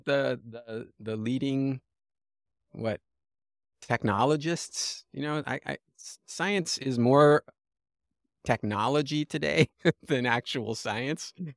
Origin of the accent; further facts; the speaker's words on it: Los Angeles, California, United States; I grew up in Los Angeles